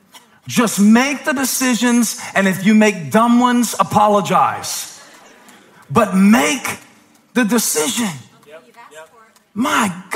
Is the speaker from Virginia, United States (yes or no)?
no; Moncks Corner, South Carolina, United States; now in Charlotte, United States; growing up in Monk's Corner